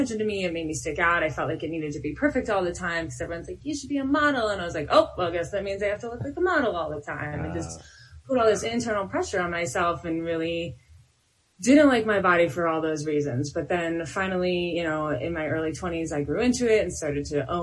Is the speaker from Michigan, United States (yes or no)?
yes; Detroit, Michigan, United States; I'm from Detroit, so I have a little bit of like this ghetto sass